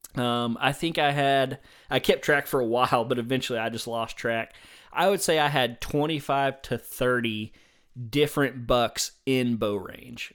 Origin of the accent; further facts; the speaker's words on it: the South, United States; I'm a Southerner